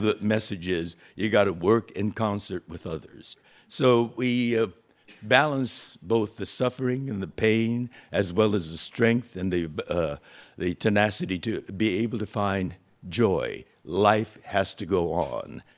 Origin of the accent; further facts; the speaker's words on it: California, United States; we in California